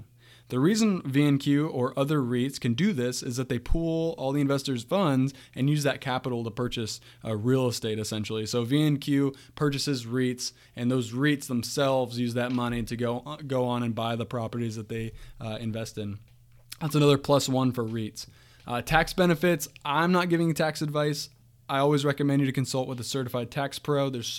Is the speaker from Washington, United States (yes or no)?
yes; Washington, United States; Where I grew up in Eastern Washington State, grew up through the housing crisis